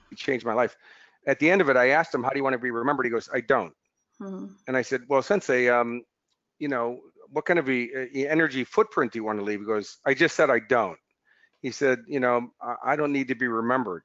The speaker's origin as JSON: {"language": "English", "country": "United States", "moved": "yes", "lives_now": "Australia", "said": "as an American coming here"}